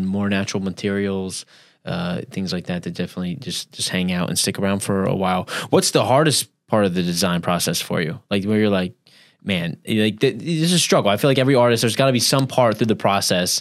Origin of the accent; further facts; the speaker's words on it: Central Pennsylvania, United States; now in St. Petersburg, United States; I'm originally from Pennsylvania